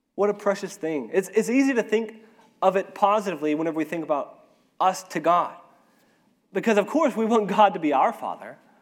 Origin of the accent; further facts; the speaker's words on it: Arkansas, United States; moved away as an adult; now in Ecuador; I am from Arkansas, I'm an Arkansan, or I'm an American